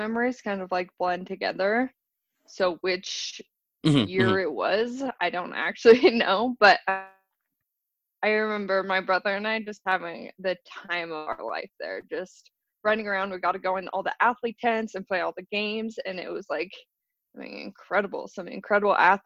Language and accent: English; Wyoming, United States; also born or lived in Colorado / Salt Lake City; In Wyoming, I lived at the base of the Tetons